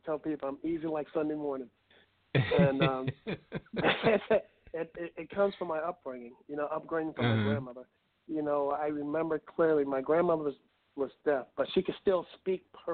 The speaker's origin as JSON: {"language": "English", "town": "Warsaw", "region": "Virginia", "country": "United States", "tie": "born or raised there", "moved": "yes", "said": "I was raised in Warsaw, Virginia, which is a little town about 50 miles, I guess, northwest of Richmond, Virginia"}